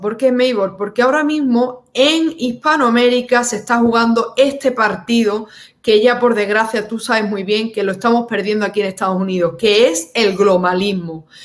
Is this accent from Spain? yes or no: yes; Seville, Andalusia, Spain; en mi región, yo soy de Sevilla